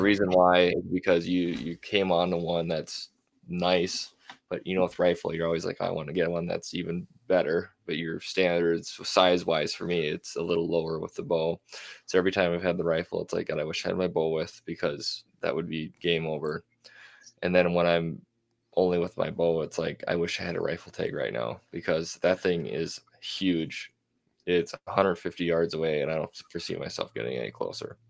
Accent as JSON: {"language": "English", "region": "Minnesota", "country": "United States", "tie": "born or raised there", "moved": "yes", "lives_now": "North Dakota, United States", "said": "born and raised in Minnesota"}